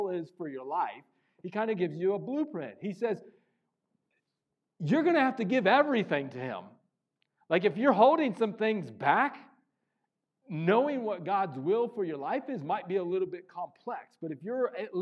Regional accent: Missouri, United States; I grew up in Missouri

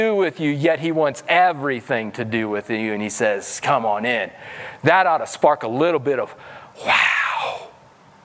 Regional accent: Missouri, United States; moved away; I'm from Missouri, so I have some redneck roots in me.

